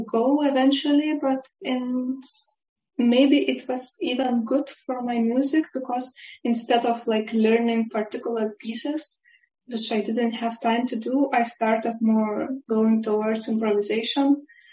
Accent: Lithuania; now in Basel, Switzerland; I'm originally from Lithuania

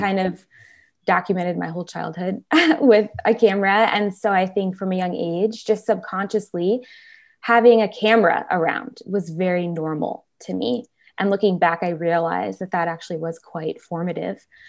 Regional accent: Chicago, Illinois, United States; moved away as an adult; now in California, United States; originally I am from Chicago, uh, the northwest side of Chicago, so I'm a Midwest girl at heart. Um, but I came out to California in twenty thirteen for college, and I've been here ever since

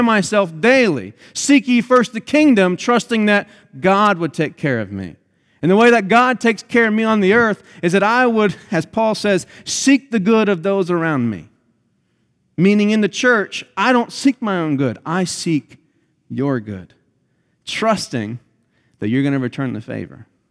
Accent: United States; us as American Christians are taught from the youngest age as we grow up

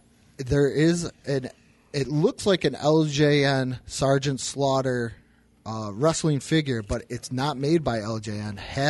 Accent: United States; I was in the military, so I'm an American

